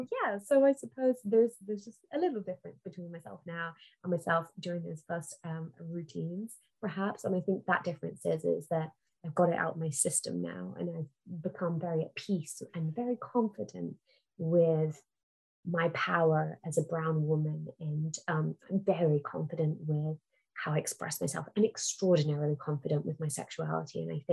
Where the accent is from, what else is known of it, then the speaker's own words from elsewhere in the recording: Singapore; Yeah, I'm a Singaporean woman. Yeah, I'm an Indian woman. Yeah, I'm a brown woman.